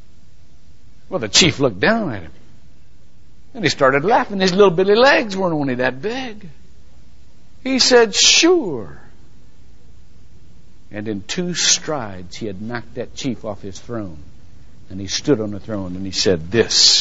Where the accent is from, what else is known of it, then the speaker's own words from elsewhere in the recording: Shelby, United States; now in Longwood, United States; my hometown.